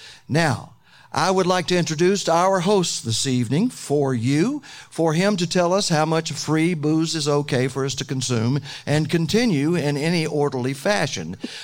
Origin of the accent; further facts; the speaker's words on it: Lower Alabama, United States; I'm from L.A.